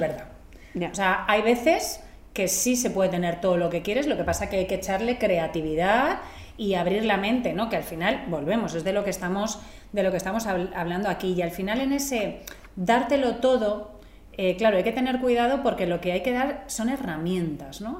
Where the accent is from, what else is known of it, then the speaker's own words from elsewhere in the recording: Catalonia, Spain; yo soy catalana